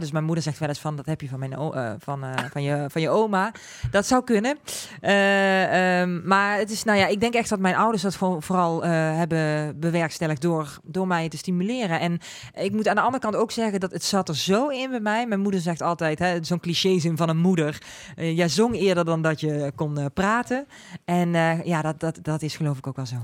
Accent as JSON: {"language": "Dutch", "country": "Netherlands", "accent": "zachte G", "said": "Ik heb gewoon een zachte G."}